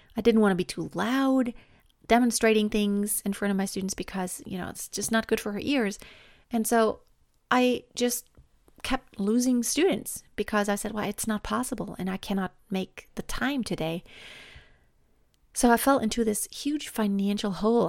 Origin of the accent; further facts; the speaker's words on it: Germany; I was born and raised in Germany